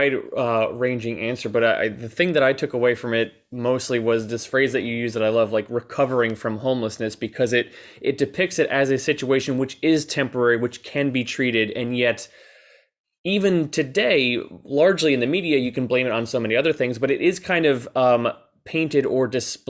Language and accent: English; New Jersey suburbs, United States; also born or lived in New York City; now in New York, United States; I live in New York now, but I grew up in the New Jersey suburbs.